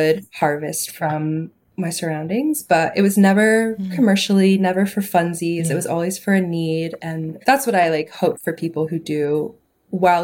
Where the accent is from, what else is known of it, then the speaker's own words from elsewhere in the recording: Chattanooga, Tennessee, United States; I'm from Chattanooga